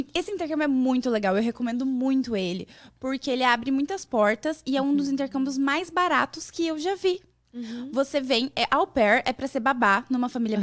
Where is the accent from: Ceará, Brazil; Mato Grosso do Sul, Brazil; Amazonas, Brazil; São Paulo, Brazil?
Mato Grosso do Sul, Brazil; moved away as an adult; now in United States; Eu sou do Mato Grosso do Sul